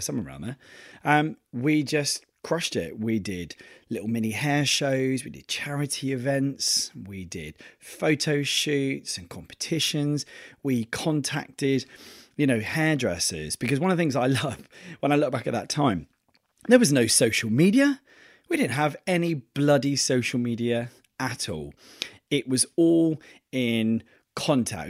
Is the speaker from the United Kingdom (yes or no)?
yes; Torquay, South West England, United Kingdom; moved away; I'm going back to my hometown